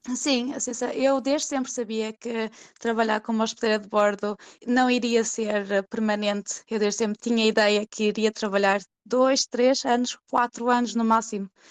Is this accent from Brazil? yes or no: no; Portugal; moved away as an adult; now in Sweden; enquanto portuguesa